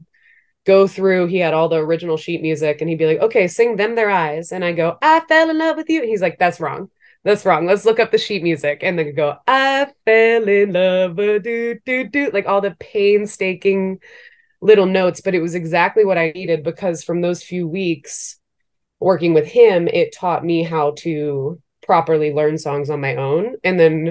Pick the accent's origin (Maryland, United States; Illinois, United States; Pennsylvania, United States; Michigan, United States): Maryland, United States; moved away as an adult; also born or lived in Brooklyn, New York; now in New York, United States; before I moved to New York, like kind of just growing up in Maryland